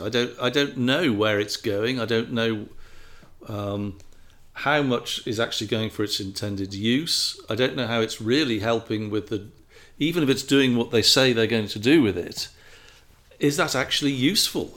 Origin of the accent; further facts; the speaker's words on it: England, United Kingdom; moved away as an adult; now in United States; as an Englishman coming to America